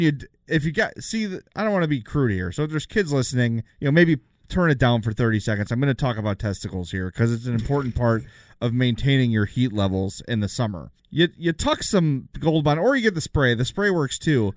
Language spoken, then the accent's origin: English; Oak Lawn, Illinois, United States; also born or lived in South Side, Chicago; now in Homewood, United States; I'm from the South Side, live in Homewood now, grew up in Oak Lawn